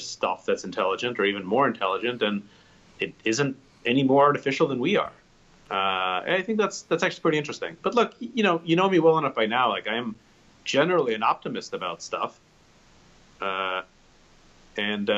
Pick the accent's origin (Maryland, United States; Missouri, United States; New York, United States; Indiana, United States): New York, United States; New York City; I grew up in the Bronx and in Parkchester, kind of central Bronx in the mid 80s